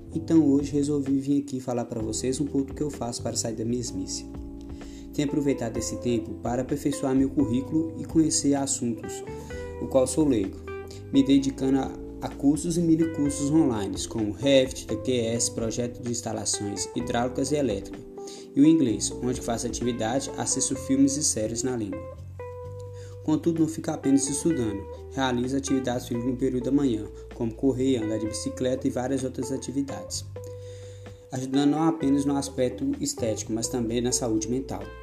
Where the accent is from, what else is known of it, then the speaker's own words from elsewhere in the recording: Curvelo, Minas Gerais, Brazil; sou de Curveiro, cidade localizada no centro de Minas Gerais